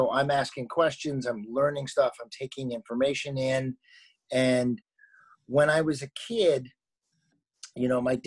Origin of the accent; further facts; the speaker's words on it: Los Angeles, California, United States; moved away as an adult; now in Berlin, Germany; I'm born and raised in Los Angeles